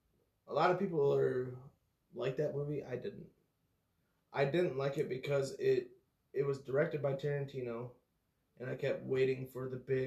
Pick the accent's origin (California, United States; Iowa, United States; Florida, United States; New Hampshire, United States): Iowa, United States; I'm from Iowa, and I grew up on a farm.